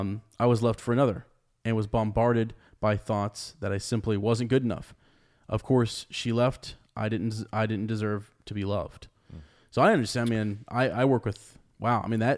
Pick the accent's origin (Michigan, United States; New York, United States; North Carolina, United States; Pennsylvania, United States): North Carolina, United States; Charlotte; I am from Charlotte, North Carolina, though I suppose you could consider it Bree of a sort.